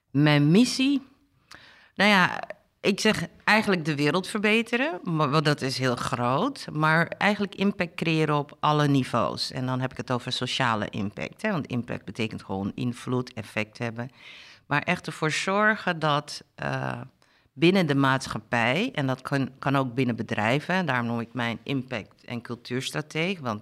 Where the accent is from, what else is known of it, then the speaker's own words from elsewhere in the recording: Suriname; also born or lived in Amsterdam, Netherlands; geboren in Amsterdam en teruggaan naar uh, eh, geremigreerd met mijn ouders. Die zijn bewust teruggegaan naar Suriname. Mijn vader was districtsecretaris